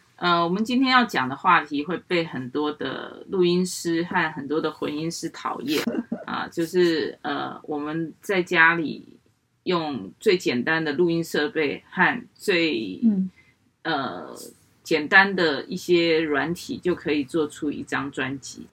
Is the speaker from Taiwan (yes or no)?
yes; Taiwan; accent: Taiwanese Mandarin (台湾国语); 我这种台湾国语啦，啊，台湾狗语啦